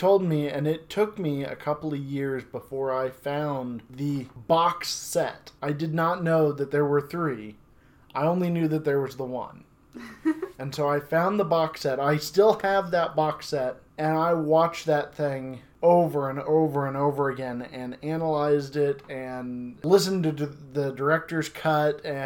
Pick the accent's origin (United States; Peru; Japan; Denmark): United States; I'm from McPherson County, born and raised, so I'm from here